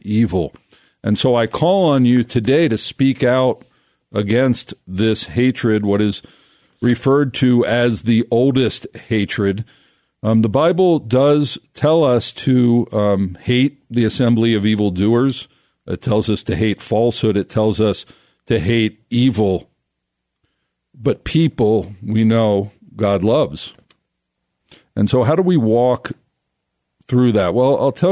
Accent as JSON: {"language": "English", "town": "Philadelphia", "region": "Pennsylvania", "country": "United States", "tie": "born or raised there", "moved": "yes", "lives_now": "Colorado Springs, United States", "said": "I grew up in Philadelphia, pretty secular, somewhat traditionally religious"}